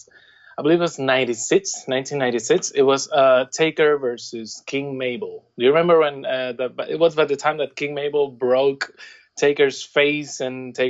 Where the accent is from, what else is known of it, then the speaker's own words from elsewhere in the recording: Puerto Rico; I'm from Puerto Rico